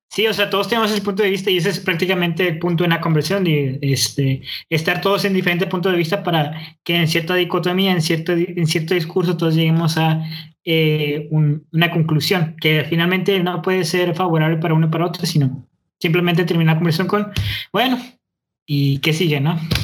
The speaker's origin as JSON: {"language": "Spanish", "town": "Monterrey", "region": "Nuevo León", "country": "Mexico", "tie": "born or raised there", "accent": "norteño", "said": "yo crecí aquí, o sea, yo soy regio, yo soy neolonés"}